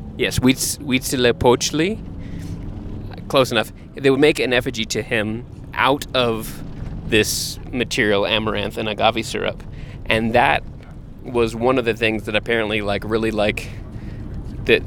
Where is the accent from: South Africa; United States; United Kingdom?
United States; Texas; we grew up in Texas